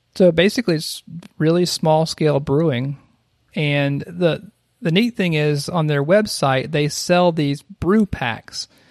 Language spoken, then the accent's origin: English; South Carolina, United States; an elementary school in my hometown that had like a mural